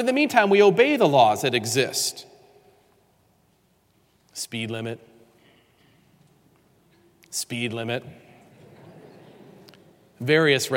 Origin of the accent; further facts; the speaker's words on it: New York, United States; I grew up in New York State